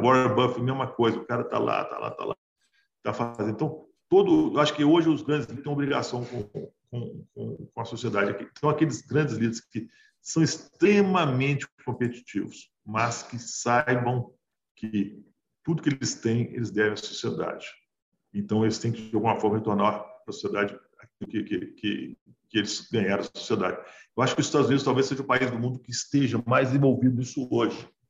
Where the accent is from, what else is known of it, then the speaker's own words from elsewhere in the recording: Brazil; A gente é brasileiro